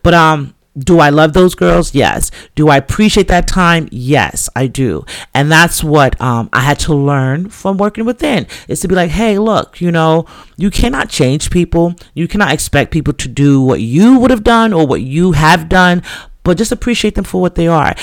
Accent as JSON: {"language": "English", "town": "New York City", "region": "New York", "country": "United States", "tie": "born or raised there", "said": "I came from the Bronx"}